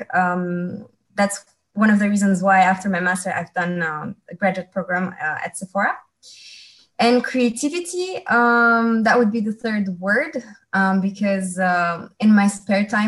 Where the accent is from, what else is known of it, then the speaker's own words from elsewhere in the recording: Romania; moved away as an adult; also born or lived in Netherlands / France; I'm from Romania, originally from Romania, And when I was 19, I have decided that I wanted to embark on an international adventure